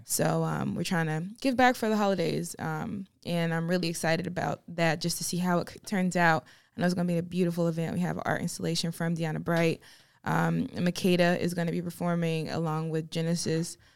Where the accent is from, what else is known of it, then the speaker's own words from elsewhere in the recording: Farmville, North Carolina, United States; moved away as an adult; now in Charlotte, United States; I am from Farmville, North Carolina, which is in the middle of nowhere